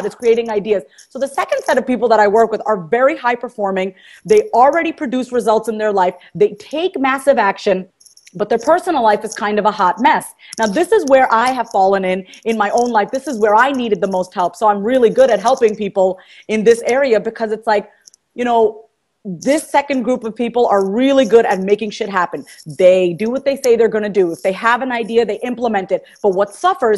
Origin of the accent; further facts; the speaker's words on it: New York, United States; moved away as an adult; now in Kansas, United States; I'm from New York.